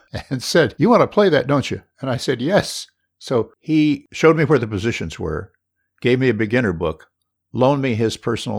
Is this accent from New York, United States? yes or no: no; Honolulu, Hawaii, United States; born there; I was born in 1947 in Honolulu at Kapi'olani Hospital, same hospital that Obama was born in.